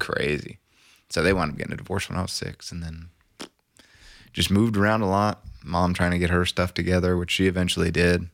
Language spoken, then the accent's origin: English; Norman, Oklahoma, United States; I was born in Norman. in Norman Regional.